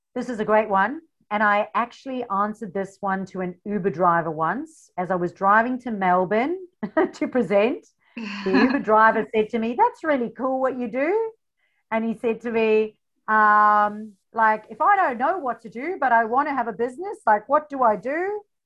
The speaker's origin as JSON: {"language": "English", "country": "South Africa", "moved": "as an adult", "lives_now": "Australia", "said": "the funny accent. I come from South Africa"}